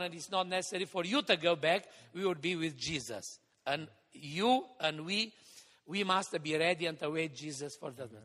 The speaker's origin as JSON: {"language": "English", "town": "Hațeg", "region": "Hunedoara County", "country": "Romania", "tie": "born or raised there", "said": "the church building in my hometown, Hatzeg"}